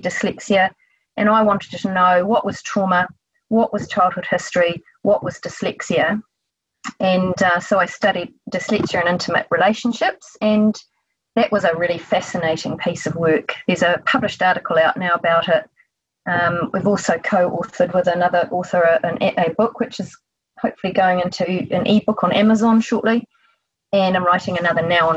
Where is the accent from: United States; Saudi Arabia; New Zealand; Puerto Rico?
New Zealand; accent: Kiwi; from my accent, you know that I'm a Kiwi from New Zealand.